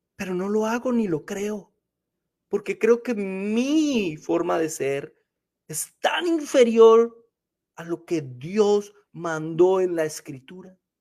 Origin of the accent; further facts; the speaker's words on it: Colombia; now in United States; Cuando almorzaba en mi país